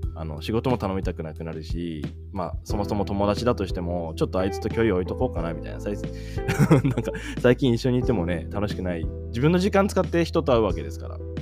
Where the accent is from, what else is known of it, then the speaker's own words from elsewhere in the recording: Japan; moved away as an adult; 僕21の時にあの日本を出ててね海外で生活してで日本にこうたまに帰ってきたりとかしてた